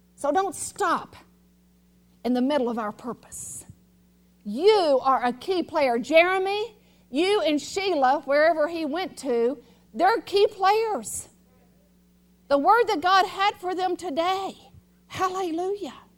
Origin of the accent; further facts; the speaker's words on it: United States; I'm an American, I know one language